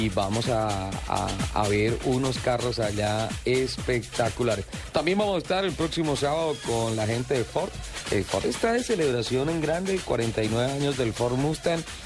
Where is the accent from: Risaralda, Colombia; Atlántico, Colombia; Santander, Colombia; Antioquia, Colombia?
Santander, Colombia; now in Bogotá, Colombia; en mi tierra, en Santander